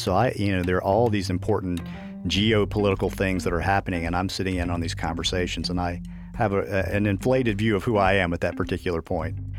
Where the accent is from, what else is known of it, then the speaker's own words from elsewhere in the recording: Virginia, United States; I grew up in Virginia